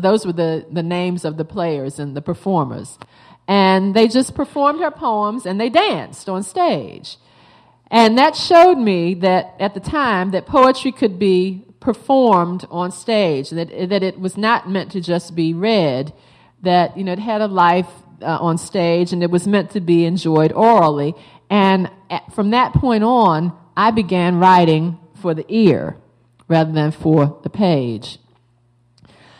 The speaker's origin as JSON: {"language": "English", "town": "Baltimore", "region": "Maryland", "country": "United States", "said": "I'm from Baltimore."}